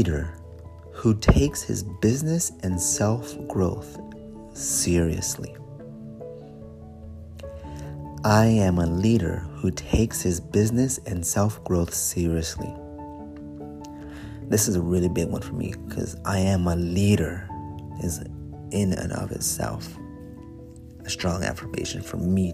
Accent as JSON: {"language": "English", "country": "United States", "first_language": "English", "said": "I am American. English is my one and only language."}